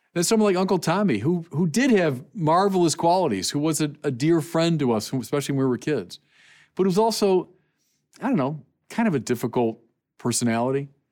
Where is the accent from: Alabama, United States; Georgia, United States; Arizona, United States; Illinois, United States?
Illinois, United States; Chicago; going to, uh, Angel Guardian Orphanage, Chicagoans know what I'm talking about